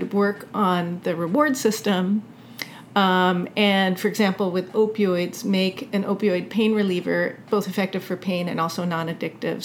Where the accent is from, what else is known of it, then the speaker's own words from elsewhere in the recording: United States; growing up in America